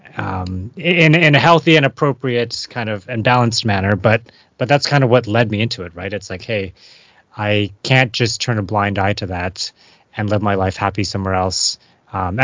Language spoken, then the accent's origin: English; Vancouver, British Columbia, Canada; growing up in Vancouver, living in Vancouver, going volunteering, doing stuff downtown Eastside as like a kid, teenager